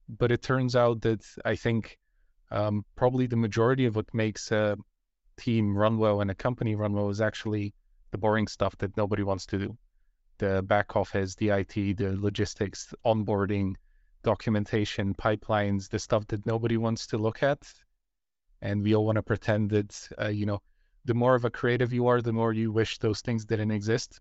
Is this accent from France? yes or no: no; Bulgaria; moved away; I come from Bulgaria where the game industry is almost non-existent